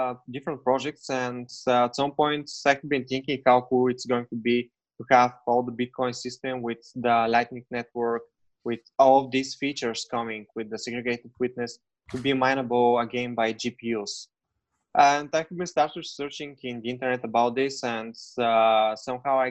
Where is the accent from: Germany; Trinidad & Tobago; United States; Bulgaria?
Bulgaria; moved away; I'm originally from Bulgaria, and actually right now I'm in Bulgaria.